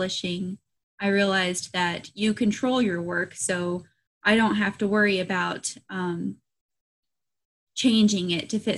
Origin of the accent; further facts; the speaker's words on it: United States; I'm an American author, independently published.